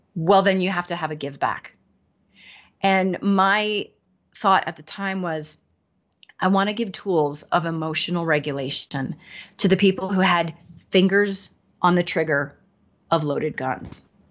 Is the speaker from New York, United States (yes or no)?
yes; New York, United States; now in Denver, United States; I'm in Denver, but I'm from New York. My whole family's in New York